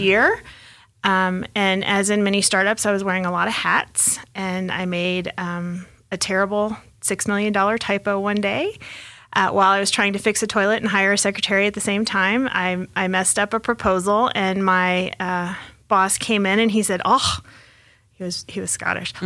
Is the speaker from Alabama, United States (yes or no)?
no; Texas, United States; also born or lived in Hong Kong; now in Colorado, United States; I am originally from Texas, but I've been in Colorado since '93